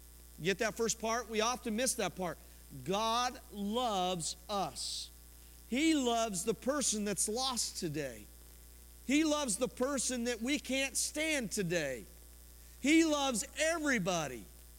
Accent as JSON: {"language": "English", "region": "Colorado", "country": "United States", "tie": "born or raised there", "said": "I was born in Colorado, raised in Colorado"}